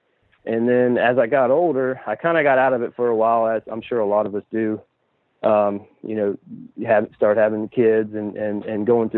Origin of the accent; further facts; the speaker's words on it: Umatilla, Florida, United States; I'm from Central Florida. I live in a little town called Umatilla. Lived here my whole life as far as the Central Florida region.